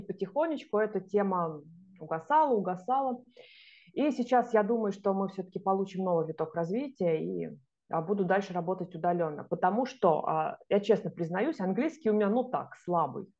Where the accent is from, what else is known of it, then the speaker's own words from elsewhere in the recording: Russia; moved away as an adult; now in Zagreb, Croatia; у меня там написано, что я из России